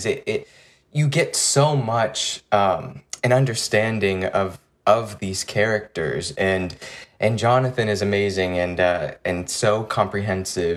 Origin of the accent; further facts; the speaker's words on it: East Bay Area, California, United States; I'm from the Bay Area, the East Bay Area